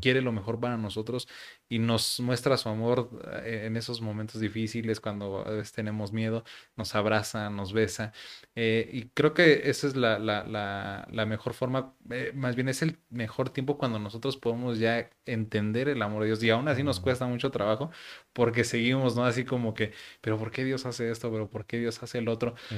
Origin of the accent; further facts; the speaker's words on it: Mexico; así somos los mexicanos